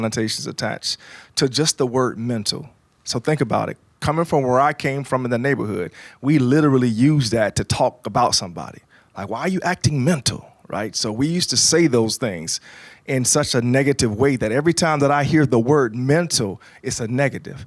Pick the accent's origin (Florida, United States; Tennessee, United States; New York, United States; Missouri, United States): Florida, United States; Jacksonville; I was born and raised in Jacksonville, Florida. I'm on the north side of town